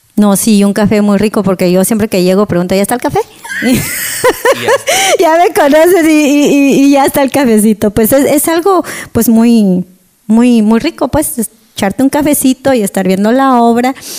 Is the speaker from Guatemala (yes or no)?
yes; Guatemala; soy de Guatemala